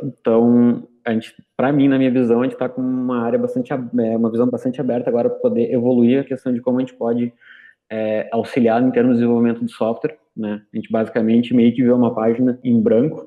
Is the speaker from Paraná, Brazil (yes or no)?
no; Rio Grande do Sul, Brazil; eu sou do Rio Grande do Sul também